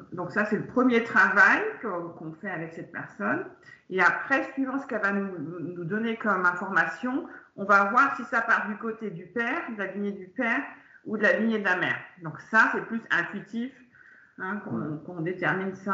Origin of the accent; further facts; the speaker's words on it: France; moved away; also born or lived in Germany; je suis française, mais j'ai passé 28 ans de ma vie en Allemagne